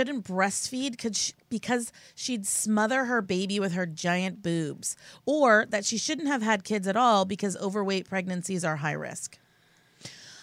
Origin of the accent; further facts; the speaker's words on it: Santa Clarita, California, United States; I'm from Santa Clarita Valley, where you sweep things under the rug